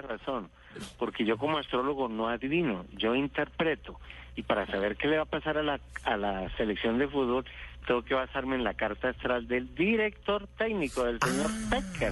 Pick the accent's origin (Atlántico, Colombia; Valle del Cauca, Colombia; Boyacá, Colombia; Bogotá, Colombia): Bogotá, Colombia; yo nací en Bogotá